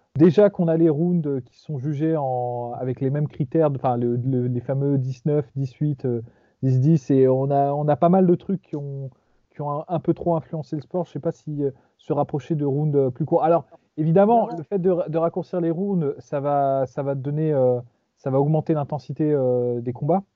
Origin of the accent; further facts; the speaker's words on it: France; on est putain de français.